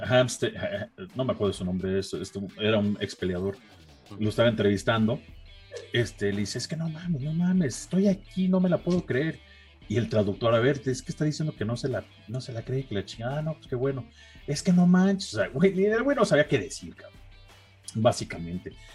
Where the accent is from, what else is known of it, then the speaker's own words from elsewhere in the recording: Mexico; yo iba a Brandon como mexicano